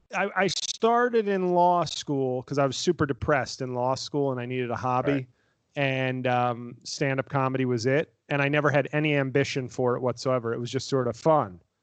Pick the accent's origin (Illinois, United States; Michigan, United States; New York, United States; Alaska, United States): New York, United States; New York City; I was from the Bronx